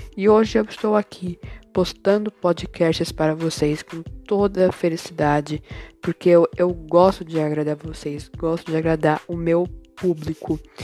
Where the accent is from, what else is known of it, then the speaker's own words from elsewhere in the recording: Bauru, São Paulo, Brazil; also born or lived in Aracaju, Sergipe, Brazil; sou de Bauru, nasci em Aracaju